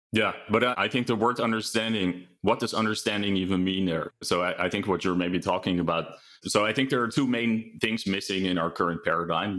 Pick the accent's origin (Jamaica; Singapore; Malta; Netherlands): Netherlands; moved away as an adult; also born or lived in United Kingdom / New York / Utrecht; now in California, United States; I'm originally from Holland, but I live in California